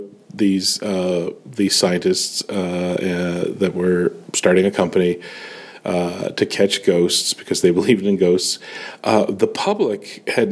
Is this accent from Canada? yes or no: yes; Canada; I am that Canadian